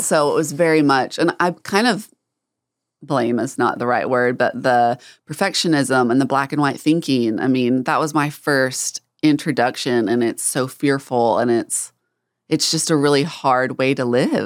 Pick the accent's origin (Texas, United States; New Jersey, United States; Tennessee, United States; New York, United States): Texas, United States; North; growing up in North Texas, there's, um, I'm really close to the border of Oklahoma